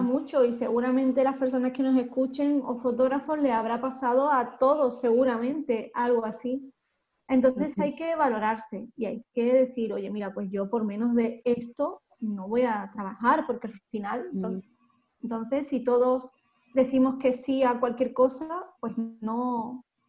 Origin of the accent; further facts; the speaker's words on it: Málaga, Andalusia, Spain; accent: del sur; moved away as an adult; now in Madrid, Spain; yo soy de Málaga, yo no soy de Madrid, yo soy de Málaga